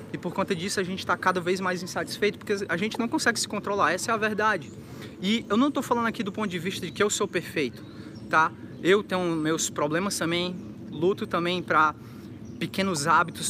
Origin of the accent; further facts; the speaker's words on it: interior of Ceará, Brazil; moved away; quando eu era criança, ainda no Ceará